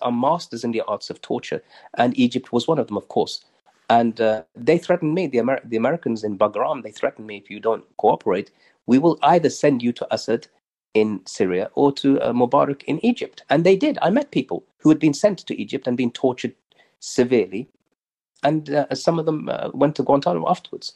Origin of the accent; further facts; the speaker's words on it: Birmingham, West Midlands, United Kingdom; Spark Hill in Birmingham. That was home.